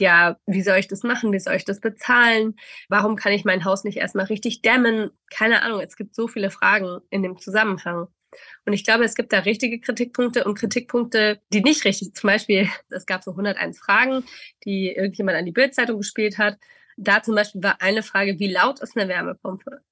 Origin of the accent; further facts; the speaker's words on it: Stuttgart, Baden-Württemberg, Germany; wo ich herkomme, aus Stuttgart